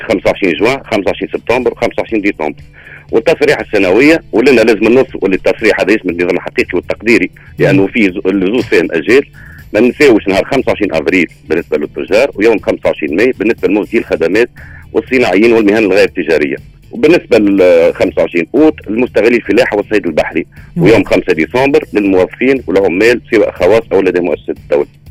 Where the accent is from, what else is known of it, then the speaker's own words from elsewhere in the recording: Tunisia; بلادنا تونس